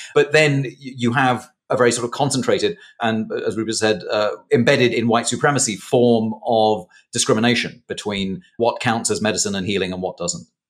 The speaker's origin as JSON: {"language": "English", "region": "England", "country": "United Kingdom", "accent": "posh", "moved": "yes", "said": "my folks met in Britain, and now I'm here."}